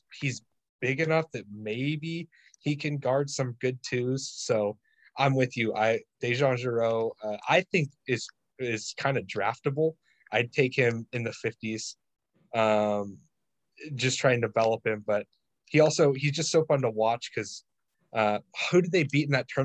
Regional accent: Tri-Cities, near Spokane, Washington, United States; I'm from the Tri-Cities, which is kind of like by Spokane

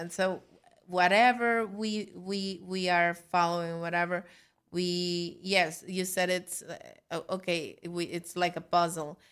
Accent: Mexico; now in New York, United States; I'm from Mexico

